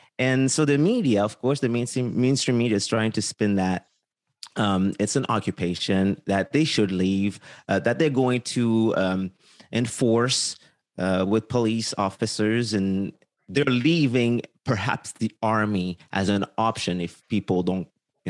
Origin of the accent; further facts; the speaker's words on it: Quebec, Canada; I mean, I'm from Quebec, as you know